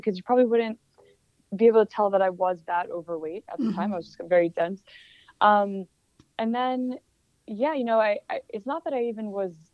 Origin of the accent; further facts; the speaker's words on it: Hackettstown, New Jersey, United States; moved away as an adult; now in New York City, United States; I'm from New Jersey, but I've been in New York City for about 11 years